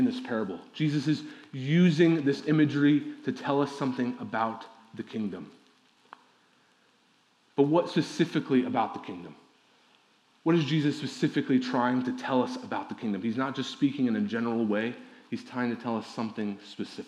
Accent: Midwest, United States; also born or lived in Ohio; I'm from the Midwest

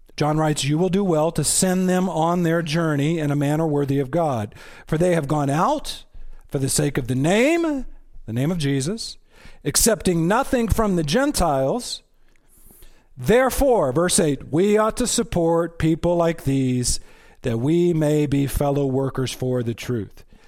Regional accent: Texas, United States; I'm from Texas.

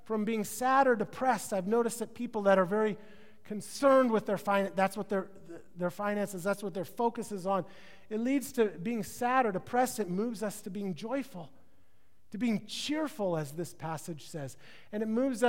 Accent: Midwest, United States; now in California, United States; I'm from the Midwest, so I call it pop

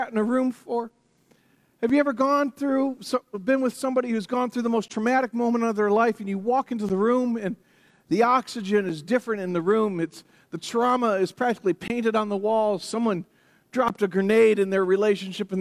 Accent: United States; I'm American

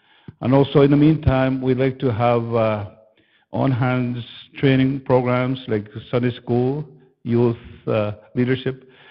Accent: Fairford, Manitoba, Canada; I come from Fairford, Manitoba.

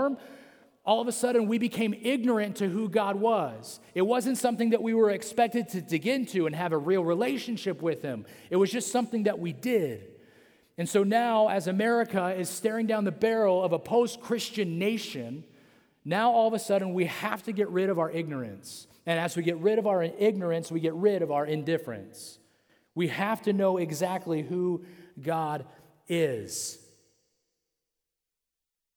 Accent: Central California, United States; I'm from Central California

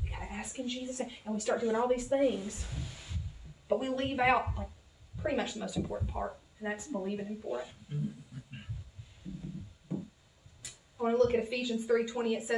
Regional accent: the South, United States; accent: southern; My southern accent's coming out

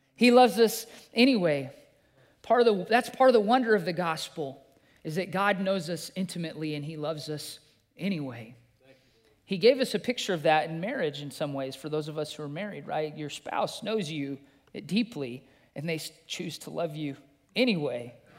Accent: Green River, Wyoming, United States; I grew up in Green River, Wyoming

